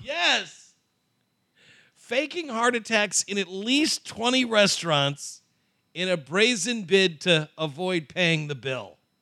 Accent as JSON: {"language": "English", "area": "Chicago suburbs", "region": "Illinois", "country": "United States", "tie": "born or raised there", "said": "I grew up in the Chicago suburbs"}